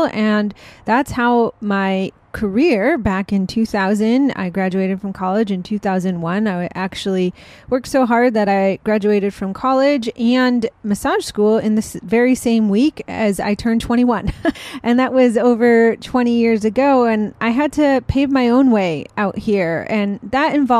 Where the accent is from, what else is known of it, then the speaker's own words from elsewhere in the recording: Rochester, New York, United States; moved away as an adult; also born or lived in Delaware; now in San Diego, United States; I grew up in Rochester, New York